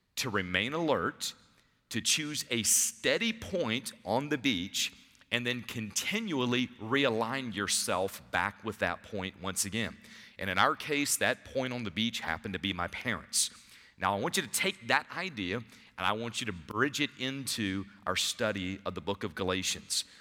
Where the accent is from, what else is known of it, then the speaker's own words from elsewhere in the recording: Savannah, Georgia, United States; I grew up in Savannah